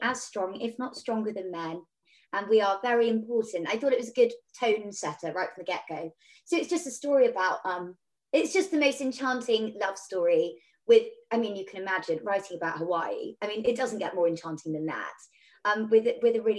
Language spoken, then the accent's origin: English; Devon, South West England, United Kingdom; I'm from Devon